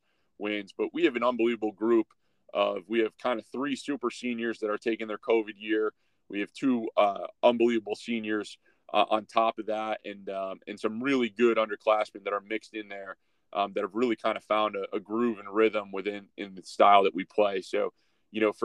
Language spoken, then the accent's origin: English; Syracuse, New York, United States; now in Dayton, United States; my hometown of Syracuse